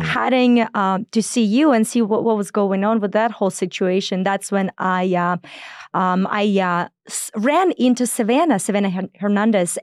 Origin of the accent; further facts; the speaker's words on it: Belarus; moved away; I was born in Belarus, and, um, if anybody knows, uh, anything about it, it's as flat as it could be.